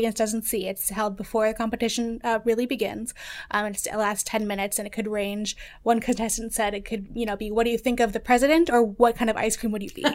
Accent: New York, United States; I'm from New York

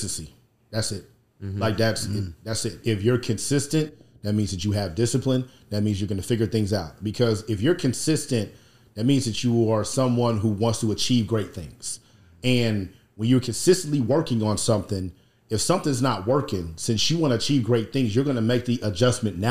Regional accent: Indianapolis, Indiana, United States; I'm from Indianapolis, Indiana

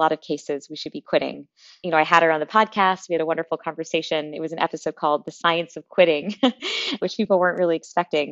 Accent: Connecticut, United States; I grew up in New England. I grew up in Connecticut

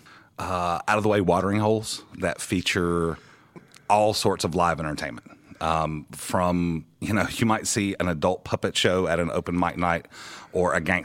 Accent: Pascagoula, Mississippi, United States; now in Branson, United States; I'm from originally from South Mississippi, down around Pascagoula. It's in between Biloxi and Mobile.

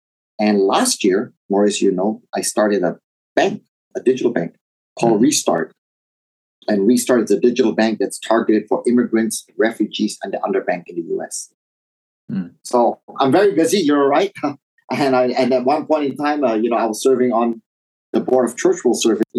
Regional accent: Indonesia; also born or lived in Taiwan; So I was born in Taiwan, and that was my origins. But at a very young age, when Indonesia stabilized, we moved over to Indonesia, and I grew up in Indonesia. So culturally, I identify myself as Indonesian Chinese

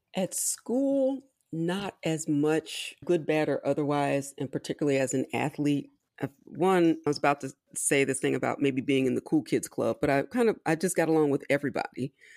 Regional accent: Philadelphia, Pennsylvania, United States; also born or lived in Washington, D.C.; I was technically born in D C, but I grew up in Philadelphia, Pennsylvania

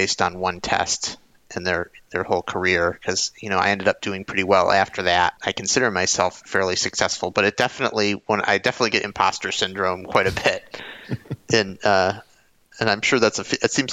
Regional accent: Detroit, Michigan, United States; I'm again from Detroit

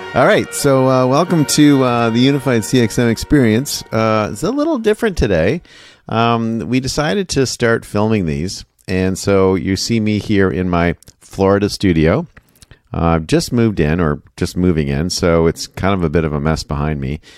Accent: Canada; moved away as an adult; now in United States; I grew up in Canada

